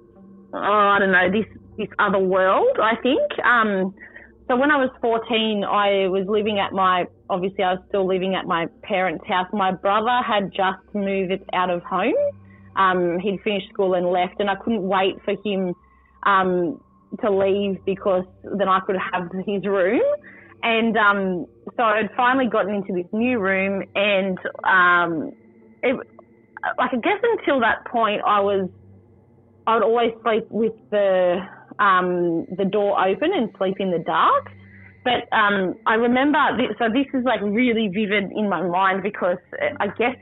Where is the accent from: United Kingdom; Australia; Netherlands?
Australia; Worimi country, New South Wales; now in Central Coast, Australia; I'm from Worimi country, which is Gloucester, Foster, Nelson Bay area. I've been brought up there all my life.